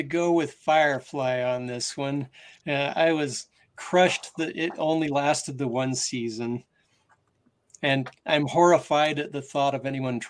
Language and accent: English; Utah, United States; I'm from Utah.